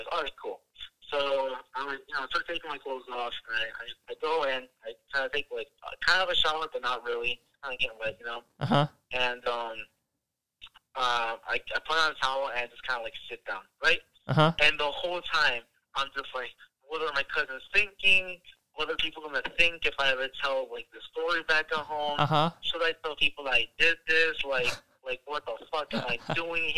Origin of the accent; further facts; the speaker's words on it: Wisconsin, United States; I'm from Wisconsin